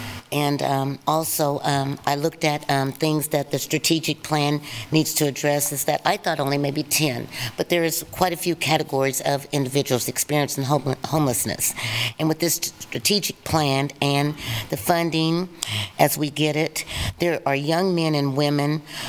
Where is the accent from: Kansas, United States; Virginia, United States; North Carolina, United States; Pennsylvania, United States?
Kansas, United States; Fort Scott; I was born and raised in Fort Scott, Kansas, a small rural town. I came to Lawrence, Kansas in 1980 and studied at the University of Kansas in the nursing department.